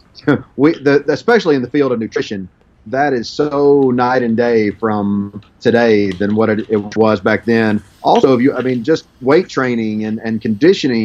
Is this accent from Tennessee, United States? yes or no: yes; Memphis, Tennessee, United States; now in Arkansas, United States; I grew up in the Memphis, Tennessee area where basketball was king